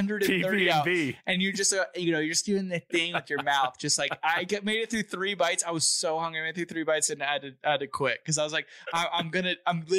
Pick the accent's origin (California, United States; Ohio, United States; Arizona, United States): California, United States; I'm in my home state